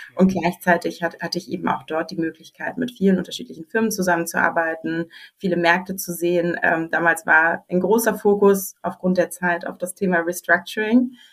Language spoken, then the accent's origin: German; Berlin, Germany; moved away as an adult; ich wollte zurück nach Berlin. Äh, ich komme tatsächlich ursprünglich aus Berlin